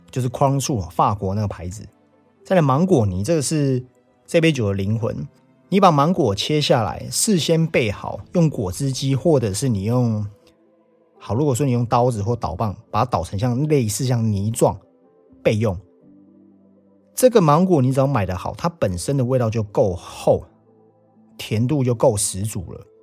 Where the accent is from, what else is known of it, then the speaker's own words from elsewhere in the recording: Taiwan; 我们台湾人讲的文旦